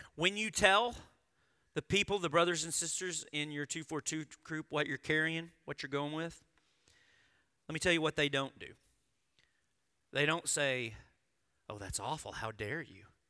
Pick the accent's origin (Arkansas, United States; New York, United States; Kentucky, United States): Arkansas, United States; I grew up in Arkansas.